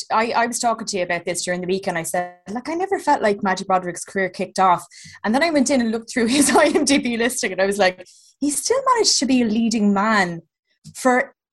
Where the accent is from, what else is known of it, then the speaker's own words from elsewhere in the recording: County Clare, Ireland; now in Dublin, Ireland; I am Dublin, but I grew up in Clare in the back arse of nowhere